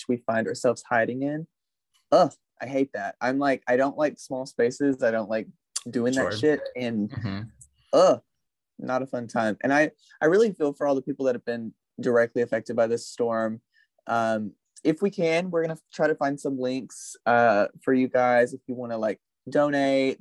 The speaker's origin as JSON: {"language": "English", "town": "Monette", "region": "Arkansas", "country": "United States", "tie": "born or raised there", "lives_now": "Jonesboro, United States", "said": "my hometown that I grew up in, Monette."}